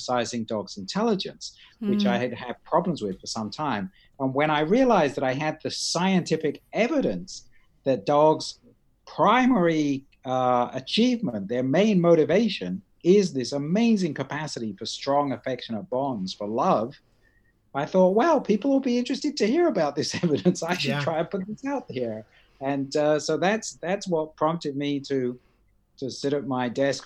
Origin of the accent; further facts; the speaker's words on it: Shanklin, South East England, United Kingdom; also born or lived in Ryde / Edinburgh / Australia / Florida; now in United States; I grew up mainly in Shanklin